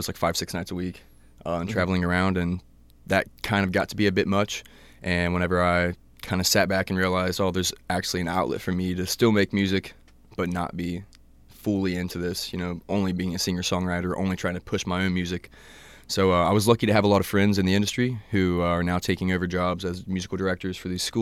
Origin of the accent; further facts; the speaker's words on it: Athens, United States; also born or lived in Colorado; came back here to the only place that feels like home, you know, good old Athens